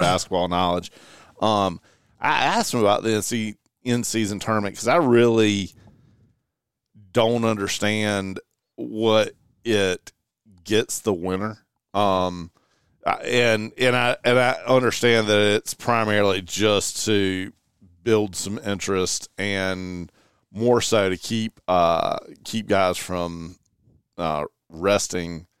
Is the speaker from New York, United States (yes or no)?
no; Eastern North Carolina, United States; the area that I grew up in in Eastern North Carolina